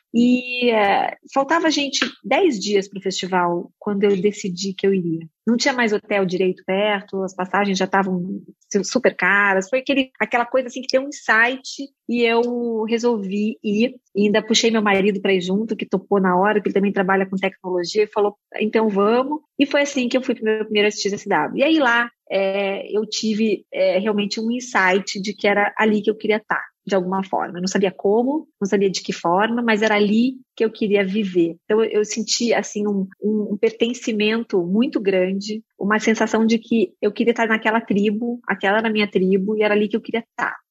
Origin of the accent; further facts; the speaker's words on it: Brazil; moved away as an adult; also born or lived in Berkeley, United States; Eu sou uma estagiária brasileira, eu sou brasileira, estou aqui estudando marketing